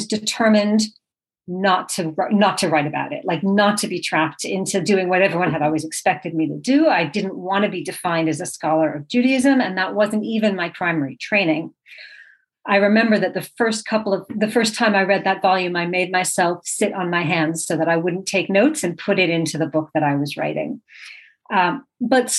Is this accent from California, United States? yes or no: no; Brookline, Massachusetts, United States; moved away as an adult; also born or lived in Scotland; now in St Andrews, United Kingdom; I'm not originally from Scotland. I'm from Brookline, Massachusetts. And I moved to Scotland for the job that I have now